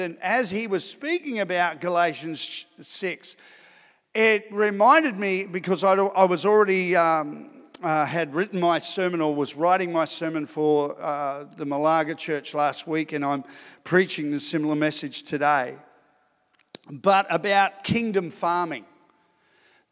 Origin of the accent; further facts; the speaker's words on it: Sydney, New South Wales, Australia; moved away as an adult; also born or lived in Ipswich / Darwin / Adelaide; I grew up in Sydney